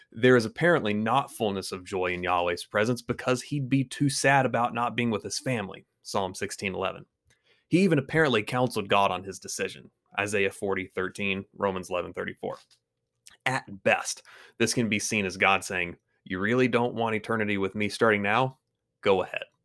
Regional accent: Greenville, South Carolina, United States; my hometown of Greenville, South Carolina

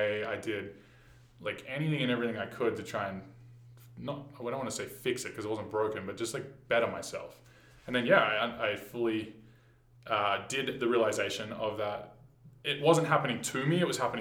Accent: Sydney, New South Wales, Australia; moved away as an adult; now in Banff, Canada; I was born in Sydney, Australia, and I lived and worked the whole 9-to-5 life from 18 onwards

